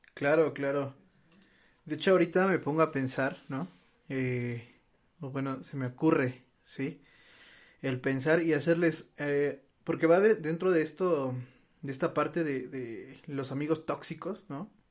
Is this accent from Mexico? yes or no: yes; Mexico; nosotros como mexicanos